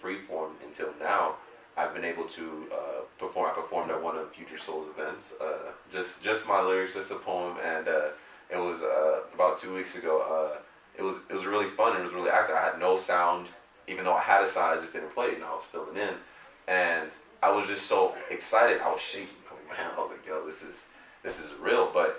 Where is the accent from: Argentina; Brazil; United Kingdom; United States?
United States; Long Beach, California; also born or lived in Compton / Florida / San Bernardino; I'm from, I was born in Long Beach, raised kind of Long Beach, Compton, you know, Florida, back to here, mainly San Bernardino for quite some time.